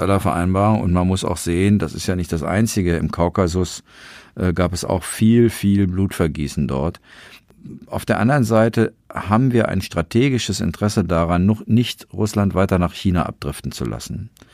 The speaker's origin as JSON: {"language": "German", "country": "Germany", "said": "wir Deutschen"}